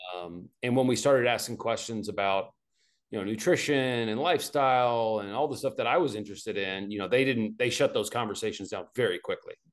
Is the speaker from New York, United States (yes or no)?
no; Arkansas, United States; moved away as an adult; also born or lived in Arizona; I grew up in Arkansas